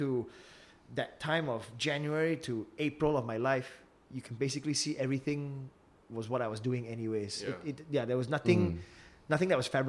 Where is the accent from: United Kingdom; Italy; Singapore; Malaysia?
Singapore; fuck lah, I'm Singaporean, you know.